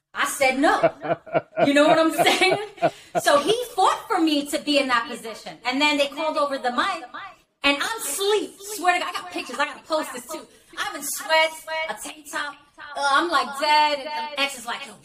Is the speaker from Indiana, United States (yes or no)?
no; New York, United States; I'm from New York